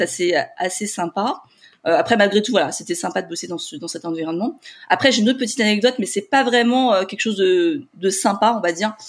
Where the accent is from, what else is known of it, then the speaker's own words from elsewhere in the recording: Paris, Île-de-France, France; je suis de Paris